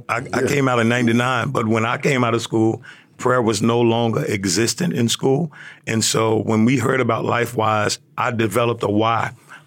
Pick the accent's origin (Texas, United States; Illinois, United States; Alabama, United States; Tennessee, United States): Tennessee, United States; Memphis; So I grew up in Memphis, in the heart of South Memphis, Tennessee.